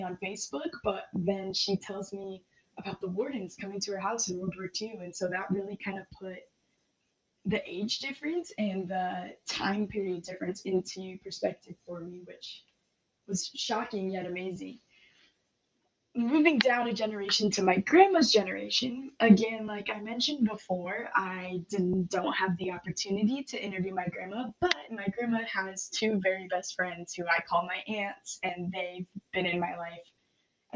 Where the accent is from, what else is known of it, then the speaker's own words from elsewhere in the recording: Bellingham, Washington, United States; I was also born and raised in Bellingham, and I have no intentions of leaving